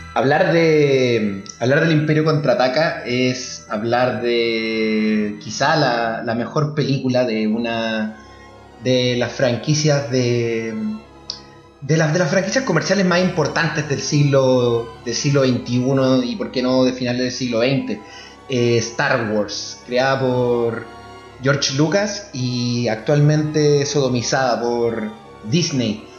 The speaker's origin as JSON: {"language": "Spanish", "town": "La Serena", "region": "Coquimbo", "country": "Chile", "said": "yo soy de Serena, un pequeño poblado costero al norte de la capital de Chile."}